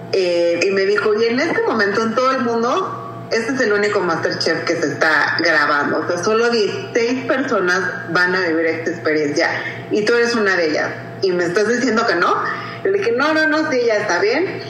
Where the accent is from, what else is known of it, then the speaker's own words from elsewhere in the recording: Acapulco, Guerrero, Mexico; yo soy de Acapulco y quiero representar a Guerrero, mi cocina